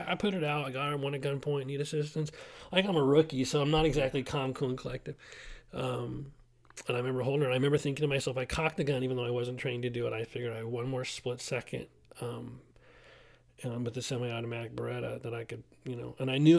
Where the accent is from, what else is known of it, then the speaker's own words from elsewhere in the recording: Simi Valley, California, United States; And then ultimately, I had an opportunity to go to my hometown, and that's what I did.